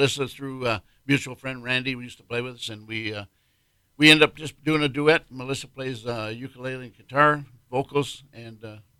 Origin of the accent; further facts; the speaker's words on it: Renfrew, Ontario, Canada; now in Rockport, United States; I'm from Canada originally, a little place called Renfrew.